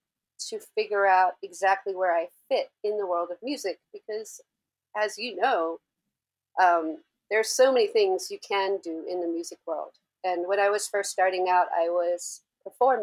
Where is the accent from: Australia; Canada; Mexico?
Australia; Hobart, Tasmania; now in Los Angeles, United States; I'm actually from Tasmania, Australia, from the capital, Hobart